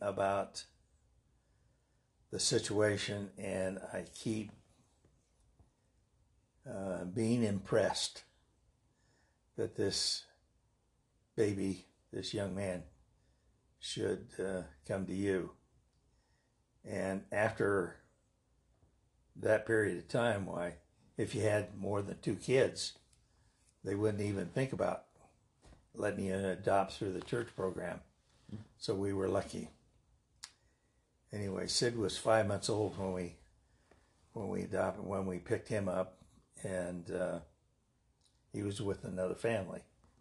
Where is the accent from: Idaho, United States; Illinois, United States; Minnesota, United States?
Idaho, United States; Caldwell; also born or lived in Salem, Oregon / Johnstown, Nebraska; where I grew up on Montana